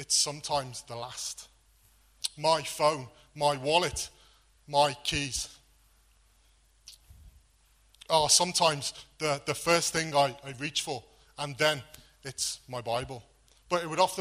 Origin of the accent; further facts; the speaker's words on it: Wales, United Kingdom; moved away; Growing up in Wales, there were always lots of sheep.